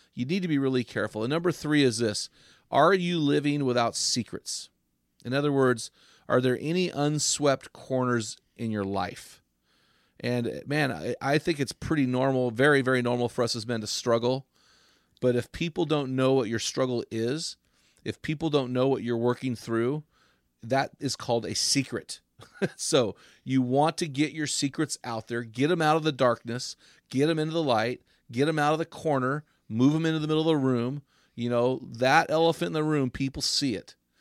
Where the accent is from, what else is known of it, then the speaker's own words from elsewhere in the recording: San Luis, California, United States; where we grew up in San Luis